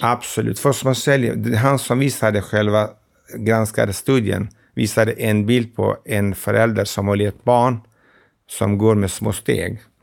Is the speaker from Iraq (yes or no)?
yes; Iraqi Kurdistan, Kurdistan Region, Iraq; Swedish is a second language; moved away as an adult; also born or lived in Stockholm, Sweden; now in Gävle, Sweden; Jag är från Kurdistan, det irakiska